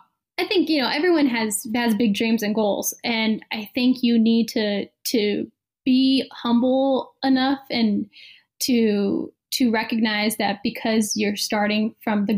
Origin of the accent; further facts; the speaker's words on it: Bay Area, California, United States; I'm from the Bay Area